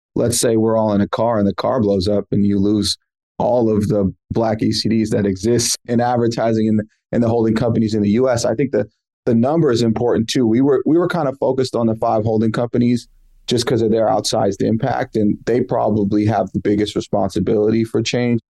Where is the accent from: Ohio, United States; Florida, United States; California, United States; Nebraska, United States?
California, United States; San Francisco; also born or lived in New York; I grew up in San Francisco. My parents moved from New York. They moved me to San Francisco.